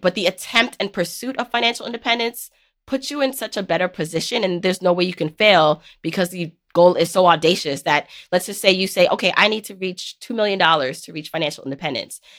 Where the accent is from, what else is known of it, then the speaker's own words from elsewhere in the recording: New York City, New York, United States; growing up in New York City.